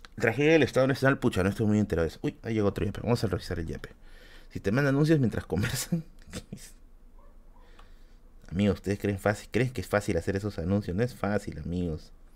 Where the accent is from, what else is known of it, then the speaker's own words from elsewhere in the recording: Peru; como peruanos